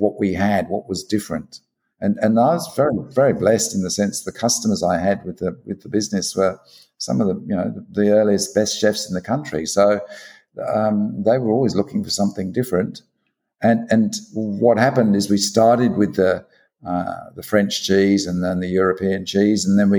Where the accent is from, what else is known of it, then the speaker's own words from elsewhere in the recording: England, United Kingdom; now in Australia; You can't sort of sit back and think, wish you were back at the pub in England.